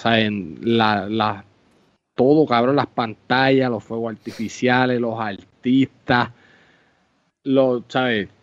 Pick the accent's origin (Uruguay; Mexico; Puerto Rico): Puerto Rico; Uno es orgulloso de ser puertorriqueño